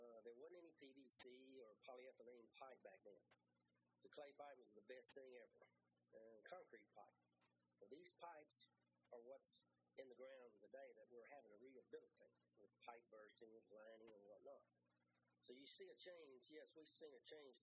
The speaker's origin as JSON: {"language": "English", "region": "Louisiana", "country": "United States", "said": "We come from Louisiana. We're based in Louisiana"}